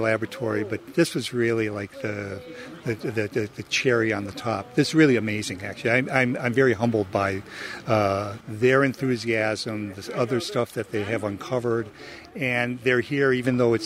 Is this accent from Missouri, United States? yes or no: no; Torrington, Connecticut, United States; moved away; I grew up in Torrington, Connecticut, but I've been around and around and around